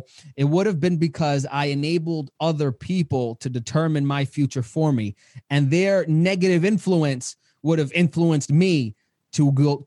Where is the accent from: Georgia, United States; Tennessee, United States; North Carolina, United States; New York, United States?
New York, United States; New York City; as a child growing up in Queens, New York